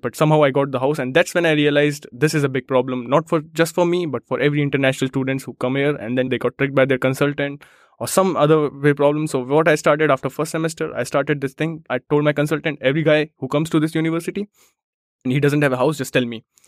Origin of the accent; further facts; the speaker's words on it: India; moved away as an adult; now in Germany; I come from India, trains are late